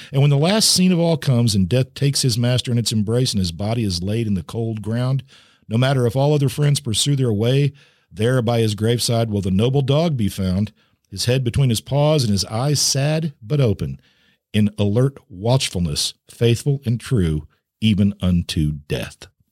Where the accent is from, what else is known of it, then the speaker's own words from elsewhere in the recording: Missouri, United States; my home state of Missouri